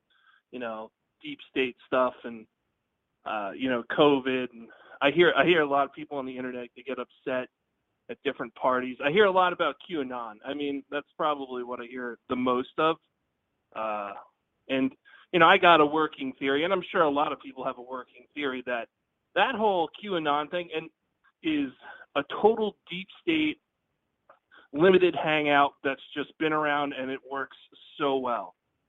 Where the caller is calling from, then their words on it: Pennsylvania, United States; from Pennsylvania.